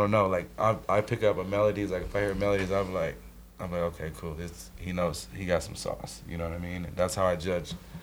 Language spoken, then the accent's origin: English; Colorado, United States; we're from Colorado